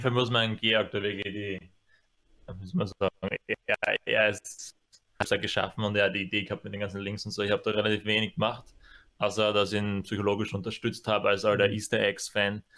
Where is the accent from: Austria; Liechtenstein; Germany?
Austria; Apfelland, Styria; now in Graz, Austria; Keine originären Grazer, sondern wir kommen ja eigentlich aus der Kürbisgegend. Ja. Eigentlich noch spezifisch aus dem Apfelland.